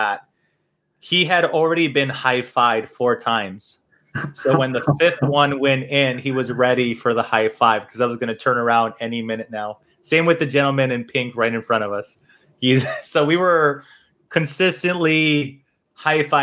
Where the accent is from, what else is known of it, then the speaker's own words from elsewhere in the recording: hometown where Levi's Stadium is, California, United States; So they did WrestleMania here in my hometown